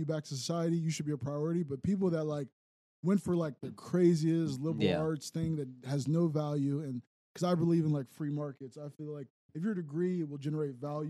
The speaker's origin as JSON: {"language": "English", "town": "Wheeling", "region": "West Virginia", "country": "United States", "tie": "born or raised there", "said": "I grew up in East Willing"}